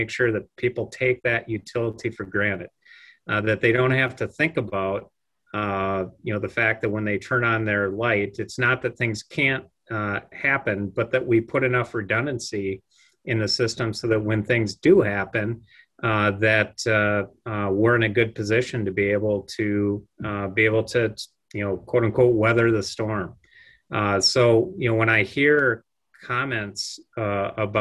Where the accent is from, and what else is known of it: Le Sueur, Minnesota, United States; born or raised there; also born or lived in Rapid City, South Dakota / Pierre, South Dakota